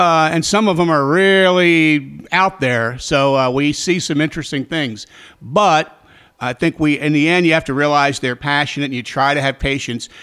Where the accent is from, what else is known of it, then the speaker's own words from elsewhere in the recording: Baltimore, Maryland, United States; also born or lived in Frederick, Maryland / Richmond, Virginia; my hometown of Baltimore